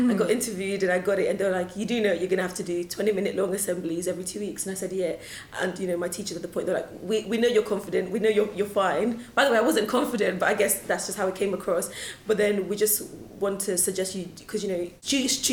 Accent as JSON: {"language": "English", "town": "Luton", "region": "East of England", "country": "United Kingdom", "tie": "born or raised there", "also_born_or_lived": "Lagos, Nigeria", "said": "growing up in Luton"}